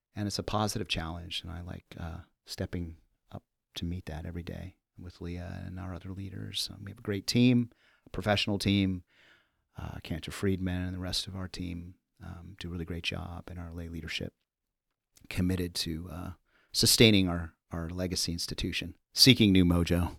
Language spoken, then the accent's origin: English; Los Angeles, California, United States; also born or lived in Central Connecticut / New York City; now in Chicago, United States; I'm from Los Angeles, born and raised